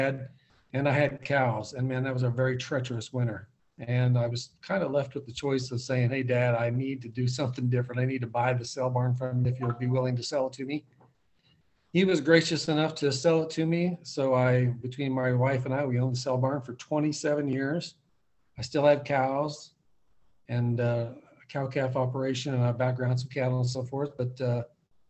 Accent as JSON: {"language": "English", "town": "Oakley", "region": "Kansas", "country": "United States", "tie": "born or raised there", "said": "I grew up in Northwest Kansas, and I'm still in Northwest Kansas"}